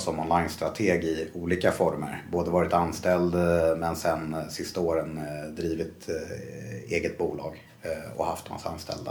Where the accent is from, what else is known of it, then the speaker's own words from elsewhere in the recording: Stockholm, Stockholm County, Sweden; Jag är uppvuxen eh, i Bromma.